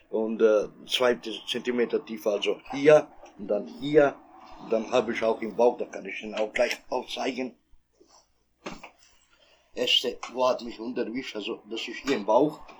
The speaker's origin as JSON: {"language": "German", "country": "Kosovo", "second_language": "German", "moved": "yes", "lives_now": "Germany", "said": "ich komme aus, äh, aus dem Kosovo. Äh, bin ich hier äh, in Deutschland seit 28 Jahren."}